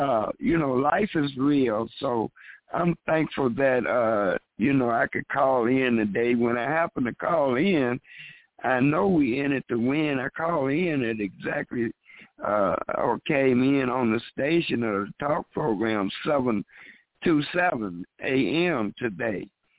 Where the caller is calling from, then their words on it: Chicago, Illinois, United States; from Chicago.